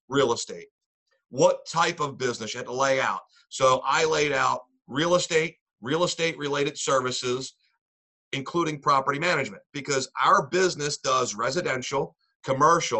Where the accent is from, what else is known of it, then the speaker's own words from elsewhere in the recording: Lancaster, Pennsylvania, United States; moved away as an adult; now in Northumberland County, United States; I'm from Lancaster, Pennsylvania. I'm currently in Northumberland County